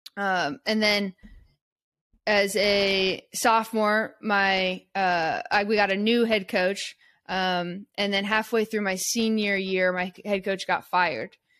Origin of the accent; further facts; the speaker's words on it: Eugene, Oregon, United States; I grew up in Eugene, Oregon